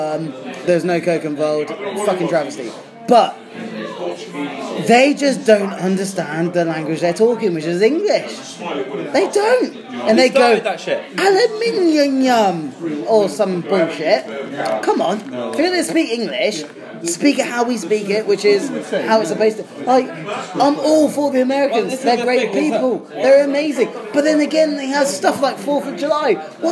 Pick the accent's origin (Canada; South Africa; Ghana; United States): South Africa; born there; For the listeners, I mean, I was born in South Africa.